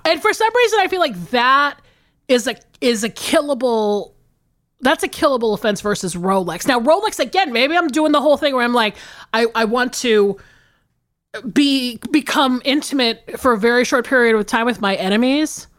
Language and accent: English; the South, United States; living and growing up in the South